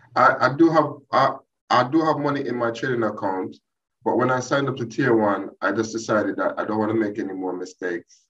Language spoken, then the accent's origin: English; Jamaica; moved away as an adult; now in United Kingdom; my background is I'm Jamaican. Uh, I've been in this country now about uh, 20 years. I came here to do my master's